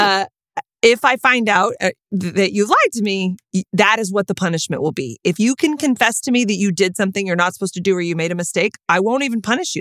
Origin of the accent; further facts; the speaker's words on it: Texas, United States; I'm from Texas